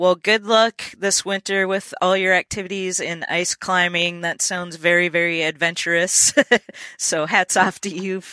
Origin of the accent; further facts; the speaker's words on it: Minnesota, United States; now in Nashville, United States; I'm from Minnesota originally